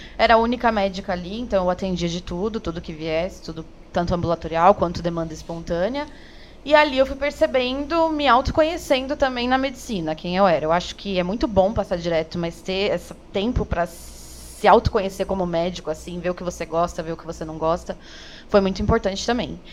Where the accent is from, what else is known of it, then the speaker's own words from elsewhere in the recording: São Paulo, Brazil; also born or lived in Campinas; sou aqui de São Paulo mesmo, mas me formei em Campinas